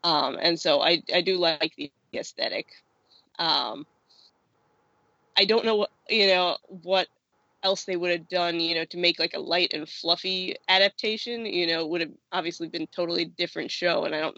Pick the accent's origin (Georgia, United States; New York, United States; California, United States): New York, United States; Riverdale; born there; I was born in Riverdale, New York, can I just say?